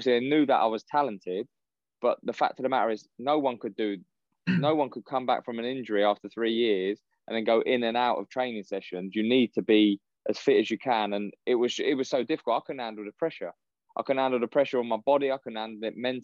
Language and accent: English; Windsor, South East England, United Kingdom; I grew up in Windsor, so the army barracks were